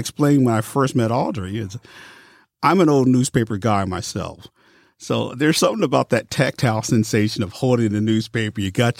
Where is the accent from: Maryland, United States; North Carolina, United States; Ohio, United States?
Ohio, United States; Columbus; moved away as an adult; I'm from Columbus, Ohio.